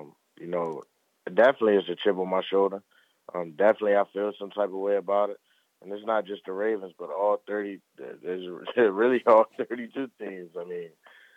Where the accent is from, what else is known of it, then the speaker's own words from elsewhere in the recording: Baltimore, Maryland, United States; growing up in the Baltimore area